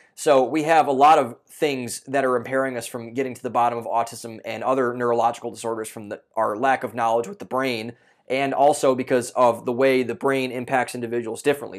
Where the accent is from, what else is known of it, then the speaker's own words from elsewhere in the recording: Ohio, United States; moved away; I'm from Ohio originally, so I was still living with my parents at the time